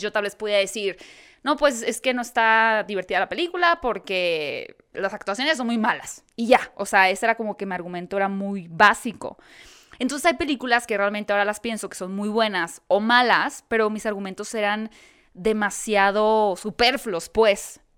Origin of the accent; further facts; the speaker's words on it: Hermosillo, Sonora, Mexico; moved away as an adult; now in Mexico City, Mexico; yo soy de Hermosillo.